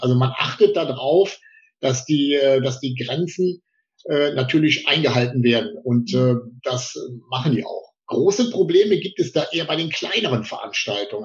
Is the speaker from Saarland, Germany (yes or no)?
no; Potsdam, Brandenburg, Germany; als Potsdamer Junge